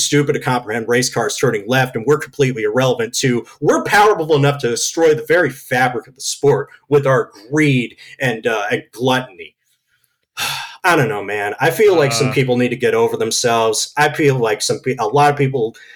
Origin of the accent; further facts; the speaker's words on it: United States; as an American host who grew up on American sport